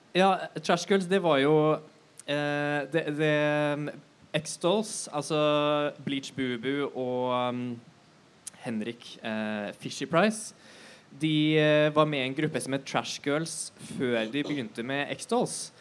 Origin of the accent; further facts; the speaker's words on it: Bærum, Akershus, Norway; moved away as an adult; now in Oslo, Norway; født i Oslo. Um, oppvokst i Bærum